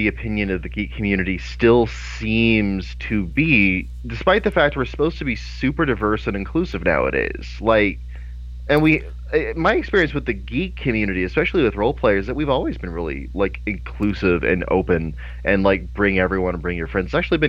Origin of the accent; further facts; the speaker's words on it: Midwest, United States; also born or lived in Southern United States; because I grew up in the Midwest and the South